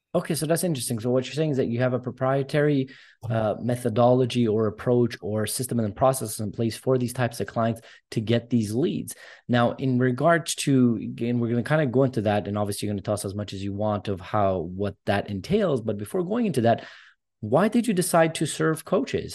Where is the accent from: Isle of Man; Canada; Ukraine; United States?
Canada; I'm Armenian descent. I'm born in Canada. Both my parents immigrated here